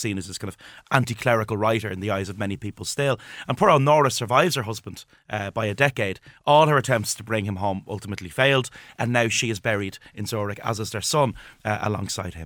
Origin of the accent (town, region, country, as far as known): Ireland